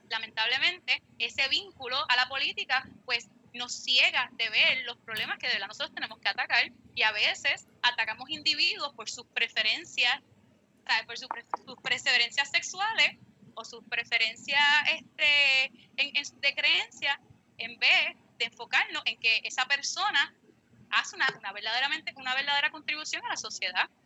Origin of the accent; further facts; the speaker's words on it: Fajardo, Puerto Rico; yo soy de Fajardo